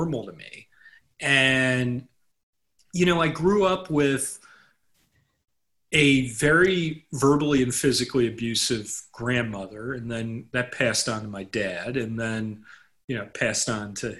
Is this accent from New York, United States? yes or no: yes; New York City, New York, United States; I grew up in Manhattan. I grew up in an area of the Upper East Side